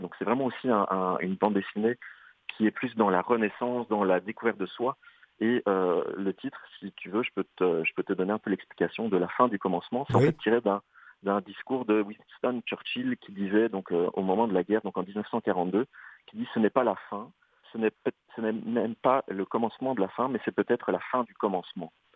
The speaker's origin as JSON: {"language": "French", "country": "Belgium", "accent": "Belgian", "moved": "yes", "lives_now": "Canada", "said": "tu remarques à mon accent que je viens plutôt de l'Europe et de la Belgique"}